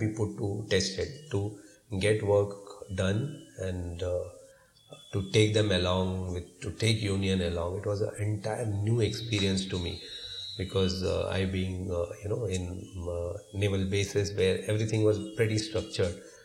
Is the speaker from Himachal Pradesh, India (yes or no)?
no; Mumbai, Maharashtra, India; we are primarily from Bombay, born and brought up here